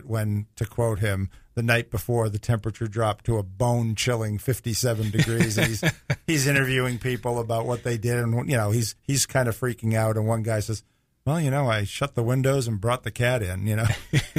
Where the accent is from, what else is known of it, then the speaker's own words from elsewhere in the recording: Northeast, United States; moved away; I grew up in the Northeast.